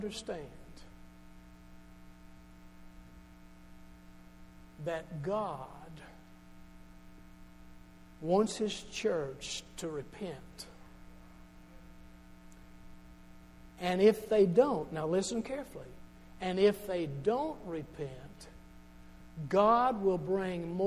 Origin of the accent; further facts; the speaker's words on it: Charleston, Kentucky, United States; I'm from Charleston originally. The Charleston right here in Hopkins County.